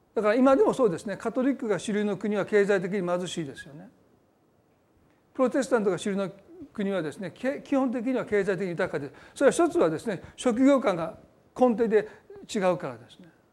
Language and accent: Japanese; Osaka, Japan; born or raised there